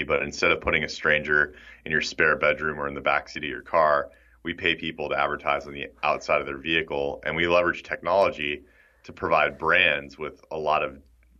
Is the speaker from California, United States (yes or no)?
yes; San Diego, California, United States; I grew up in San Diego. I was named after the city.